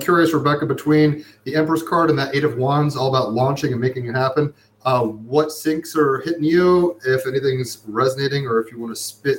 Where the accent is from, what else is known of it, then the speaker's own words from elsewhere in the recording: Summit, New Jersey, United States; I was born in Overlook Hospital in Jersey side of New York, but in Summit, New Jersey.